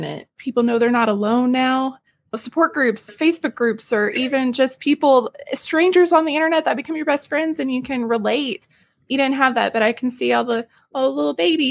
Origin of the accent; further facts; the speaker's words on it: the South, United States; I'm from the South.